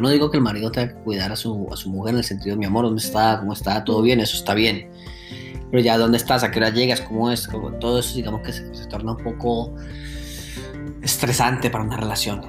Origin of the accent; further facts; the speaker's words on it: Colombia; now in Germany; no dejo de ser tan colombiano